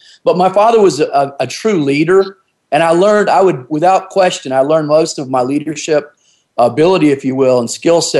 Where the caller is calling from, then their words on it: North Carolina, United States; Yes, on the East Coast, on the ocean over here on southeastern North Carolina, and of course the United States, obviously.